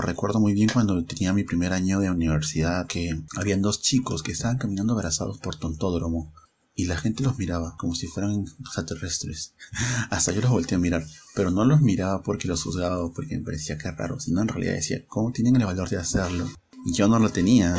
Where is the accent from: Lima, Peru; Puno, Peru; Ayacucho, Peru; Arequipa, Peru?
Lima, Peru; Huacho; yo soy de Huacho